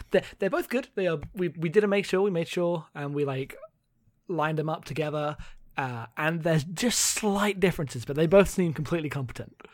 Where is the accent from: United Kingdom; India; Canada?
United Kingdom; I am a British non-binary person